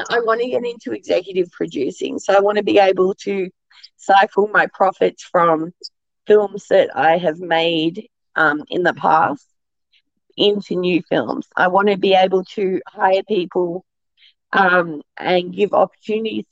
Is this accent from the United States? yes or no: no; Australia; I'm Australian